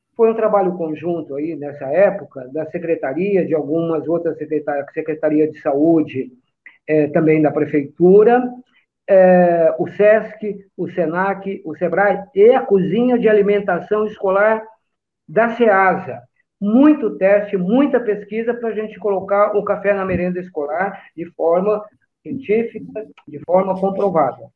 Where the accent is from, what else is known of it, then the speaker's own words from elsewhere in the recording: Brazil; also born or lived in São Paulo (Tucuruvi) / Lavínia, São Paulo / Cambira/Jandaia do Sul, Paraná; sou brasileiro, Nasci em São Paulo, num bairro fantástico que é o Tucuruvi, mas fui criado no interior do estado de São Paulo, numa pequena cidade no noroeste do estado, que é Lavínia. Depois a gente, a família se mudou para o Paraná